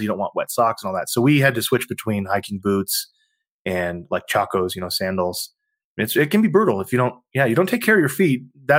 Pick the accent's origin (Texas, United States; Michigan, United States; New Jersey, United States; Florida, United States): Texas, United States; And you and I grew up in Texas, man.